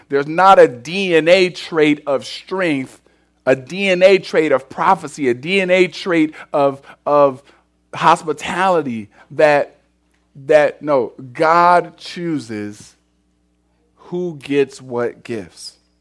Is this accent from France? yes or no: no; Cleveland, Ohio, United States; I'm from Cleveland